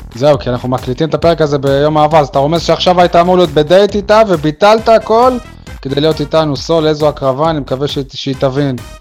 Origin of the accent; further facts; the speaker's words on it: Beersheba, Southern District, Israel; moved away as an adult; now in Ofakim, Israel; אמנם אני מתגורר ויושן באופקים, אבל אני... אני באר שבעי מאז ולעולם